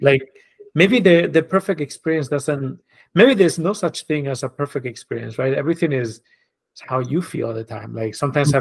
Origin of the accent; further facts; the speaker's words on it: Spain; moved away as an adult; now in New York, United States; I was born and raised in Spain.